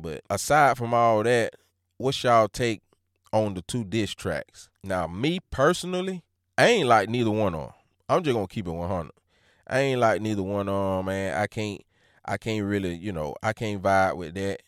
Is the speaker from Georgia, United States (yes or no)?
yes; Georgia, United States; I'm from Georgia